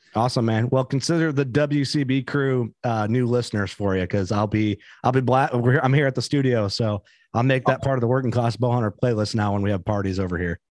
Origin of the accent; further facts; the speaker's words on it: Illinois, United States; we're from Illinois